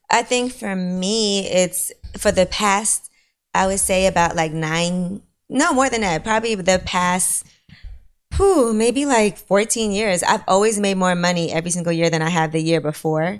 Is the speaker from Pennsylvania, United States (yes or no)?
no; New York City, New York, United States; I'm from Brooklyn